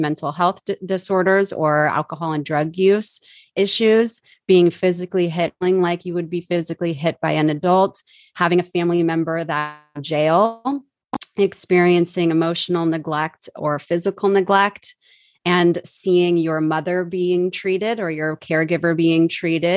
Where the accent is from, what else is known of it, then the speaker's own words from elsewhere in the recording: Southern Orange County, California, United States; I was born in Southern Orange County, California, to teenage parents who did not work out. Just a couple months after I was born, I grew up in my grandparents' house